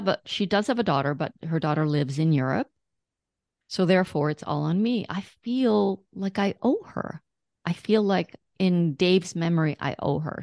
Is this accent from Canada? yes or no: yes; Canada; I'm Canadian